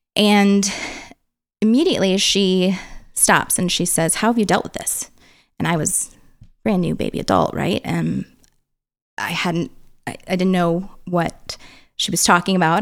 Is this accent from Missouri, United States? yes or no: yes; St. Peters, Missouri, United States; I grew up in Middle America, um, little suburb outside of St. Louis